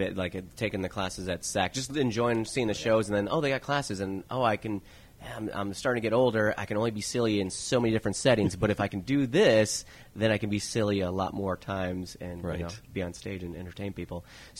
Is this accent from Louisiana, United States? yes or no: no; Chicago, Illinois, United States; moved away as an adult; I'm from Chicago